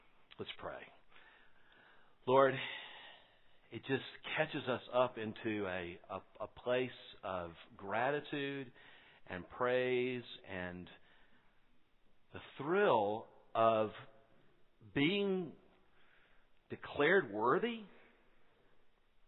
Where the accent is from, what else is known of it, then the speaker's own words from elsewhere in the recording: Quincy, Florida, United States; You can tell I'm from Quincy, Florida.